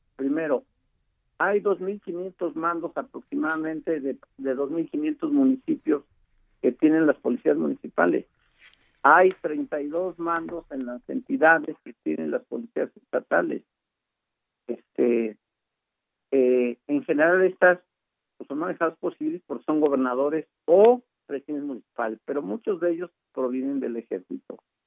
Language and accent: Spanish; State of Mexico, Mexico; Yo soy del Estado de México uno de los estados donde hay mayor delincuencia